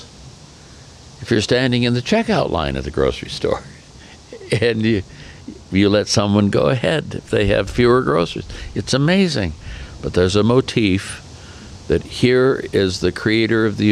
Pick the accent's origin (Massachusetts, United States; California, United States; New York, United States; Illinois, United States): California, United States; Oakland; now in Windsor, Colorado, United States; I'm a guy from East Oakland